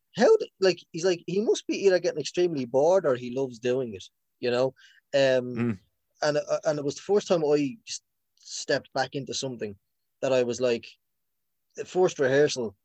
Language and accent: English; Dublin, Leinster, Ireland; I'm from Finglas